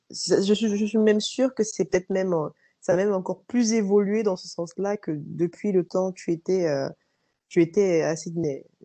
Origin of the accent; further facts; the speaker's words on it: France; moved away as an adult; also born or lived in Australia; au début, je disais bah je viens de France.